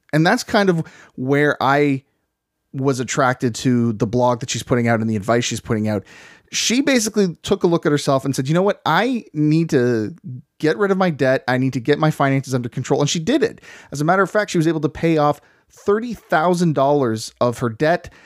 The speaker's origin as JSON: {"language": "English", "country": "Canada", "said": "we are from the Great White North"}